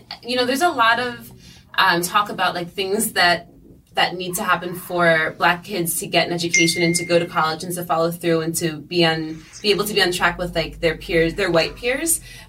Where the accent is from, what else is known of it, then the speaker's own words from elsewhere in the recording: Sullivan County, Catskills, New York, United States; now in Brooklyn, United States; I'm from truly downstate, but north of New York City, upstate. So I'm from Sullivan County in the Catskills.